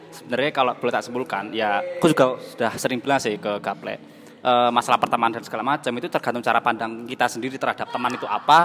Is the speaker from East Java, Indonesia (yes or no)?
yes; Banyuwangi, East Java, Indonesia; first language Osing; Indonesian is a second language; moved away as an adult; also born or lived in Genteng; now in Surabaya, Indonesia; Saya asli orang bahasa Osing